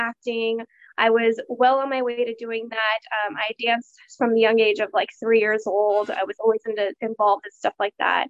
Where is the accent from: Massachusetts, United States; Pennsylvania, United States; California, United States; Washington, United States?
California, United States; Stockton-Modesto, Central; moved away as an adult; now in Fresno, United States; I'm originally from the Stockton-Modesto Central Cali area